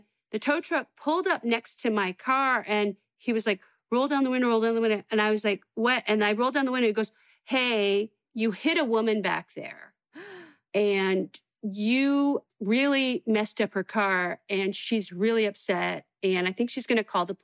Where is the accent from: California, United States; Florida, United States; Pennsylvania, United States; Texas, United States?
California, United States; San Francisco; moved away as an adult; also born or lived in Los Angeles; I was going to the Holy City Zoo. And this was like when I first started comedy, and I was still like living at home and I was still in high school kind